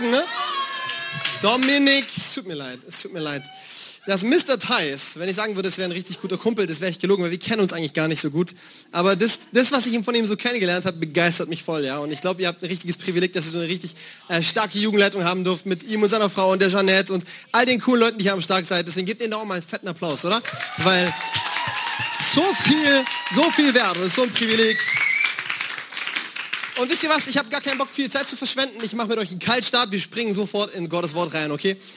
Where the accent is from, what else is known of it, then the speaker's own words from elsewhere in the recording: Bavaria, Germany; Äh, ich komme aus Bayern und bei uns sagt man Servus zur Begrüßung.